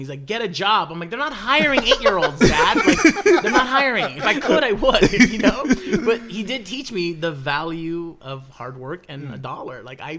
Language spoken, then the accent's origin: English; Burbank, California, United States; I grew up in Burbank, California, which is the valley.